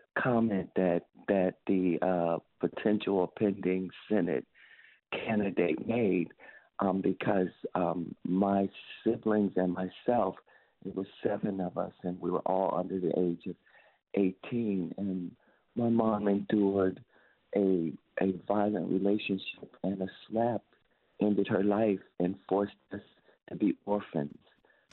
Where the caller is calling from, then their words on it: Ohio, United States; I'm calling from Ohio